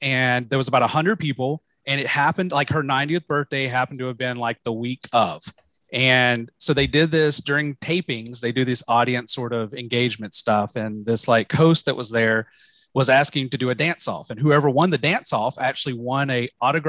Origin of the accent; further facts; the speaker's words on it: Alabama, United States; moved away as an adult; now in California, United States; I was from out of state, and I was like, I'm from Alabama.